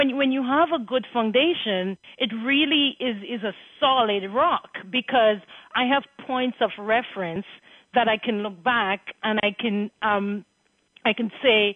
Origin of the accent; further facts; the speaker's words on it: Marigot, Dominica; moved away; I was born in Margot and went to the St. Andrews High School